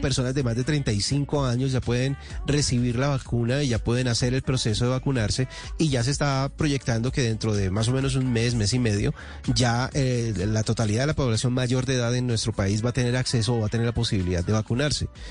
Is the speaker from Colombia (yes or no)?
yes; Colombia; dentro de nuestro país